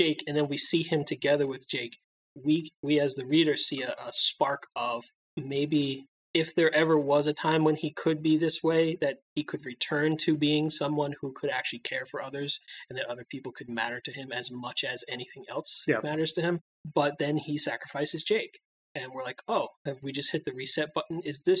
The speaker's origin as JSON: {"language": "English", "country": "United States", "said": "we as Americans"}